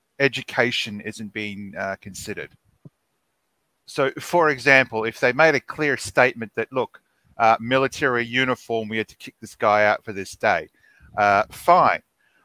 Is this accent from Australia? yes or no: yes; Australia; dude, I'm a fucking Australian.